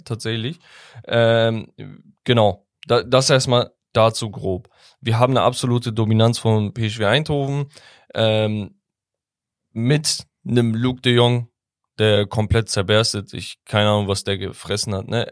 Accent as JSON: {"language": "German", "region": "Sivas Province", "country": "Turkey", "tie": "born or raised there", "moved": "yes", "said": "Sivas, meine Heimat"}